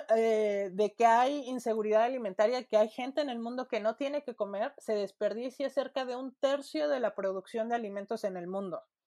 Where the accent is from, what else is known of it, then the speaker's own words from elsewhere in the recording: Mexico; Nosotros en México, como población latina